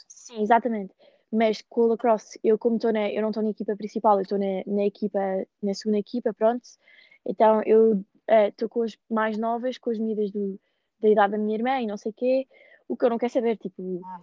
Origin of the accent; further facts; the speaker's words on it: Lisbon, Portugal; moved away as an adult; now in Ohio, United States; eu cresci em Lisboa, tipo, no meio de Lisboa